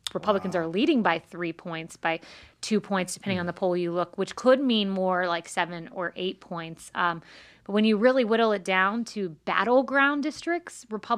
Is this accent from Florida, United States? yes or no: yes; Plant City, Florida, United States; I was raised in Plant City, Florida. I went to school in Tampa, so this area is home for me.